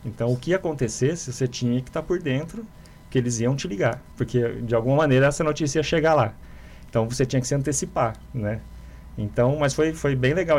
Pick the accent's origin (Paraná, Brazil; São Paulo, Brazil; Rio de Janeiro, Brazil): São Paulo, Brazil; Ribeirão Preto; also born or lived in Minas Gerais; eu cheguei a Ribeirão Preto com seis anos de idade, né? Eu nasci em Minas e a, a minha mãe era daqui, acabaram mudando para cá, então eu fiz toda a minha, a minha formação é, aqui em Ribeirão Preto